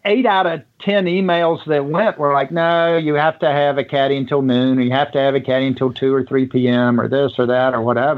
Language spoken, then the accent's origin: English; Richmond, Virginia, United States; I grew up in Richmond, Virginia